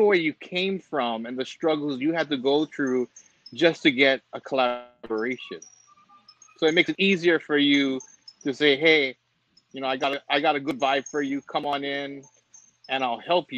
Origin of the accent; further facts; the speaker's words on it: Hawaii, United States; So Tito knows what I'm talking about, and just growing up in Hawaii and what it takes just to survive and keep your head above water.